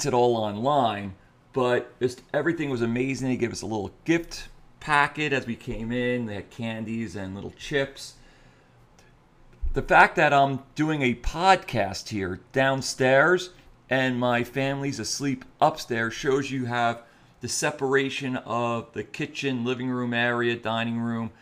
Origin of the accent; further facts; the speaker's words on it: New Jersey, United States; I grew up in New Jersey